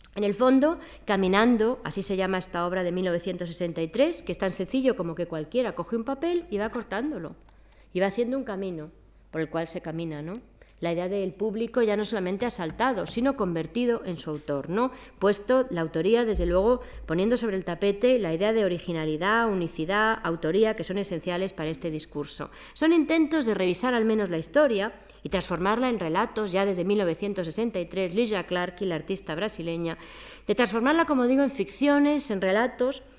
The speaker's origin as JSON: {"language": "Spanish", "town": "Madrid", "region": "Community of Madrid", "country": "Spain", "tie": "born or raised there", "said": "yo soy un aborigen de Madrid, yo soy indígena de esta ciudad"}